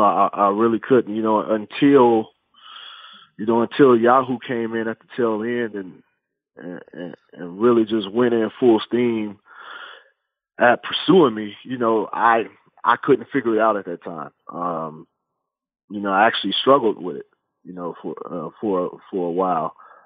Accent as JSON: {"language": "English", "town": "Fresno", "region": "California", "country": "United States", "tie": "born or raised there", "also_born_or_lived": "Cleveland, Ohio", "moved": "as an adult", "lives_now": "San Francisco Bay Area, United States", "said": "my hometown is Fresno, California"}